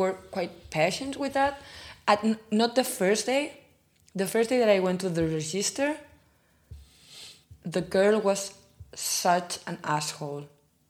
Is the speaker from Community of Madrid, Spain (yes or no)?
no; Catalonia, Spain; accent: Catalan; first language Catalan; English is a second language; moved away as an adult; now in Frankfurt, Germany; as a Catalan, I mean, I talk Spanish and Catalan, and I'm always talking in Catalan